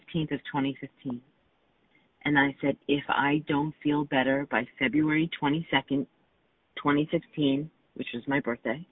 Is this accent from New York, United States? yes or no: yes; New York, United States; I grew up in New York